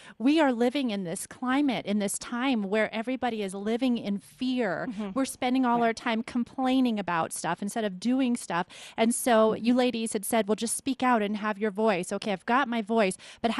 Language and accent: English; California, United States; I'm Italian, and I'm from California.